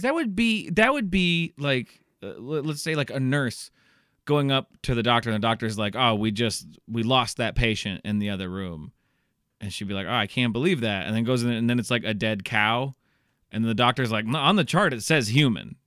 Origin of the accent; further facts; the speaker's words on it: Iowa, United States; I'm from Iowa. It's very methy here also